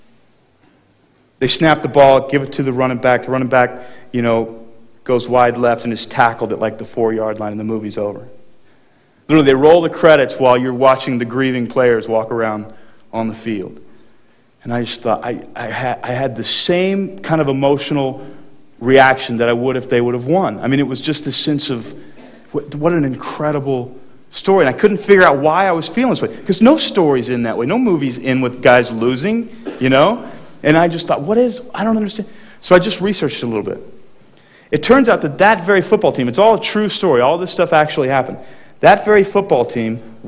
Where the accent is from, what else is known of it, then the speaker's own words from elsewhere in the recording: Texas, United States; I grew up in Texas